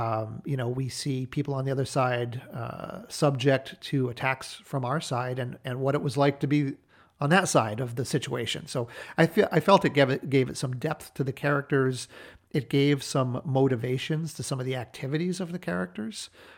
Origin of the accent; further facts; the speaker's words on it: New Hampshire, United States; that setting is the house that I grew up in New Hampshire, including the barn where my parents had an antique business for a number of years.